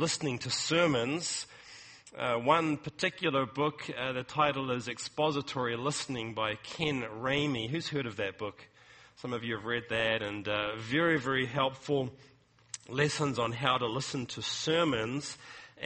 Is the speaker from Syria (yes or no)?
no; New Zealand; moved away as an adult; now in California, United States; New Zealand, which is my home country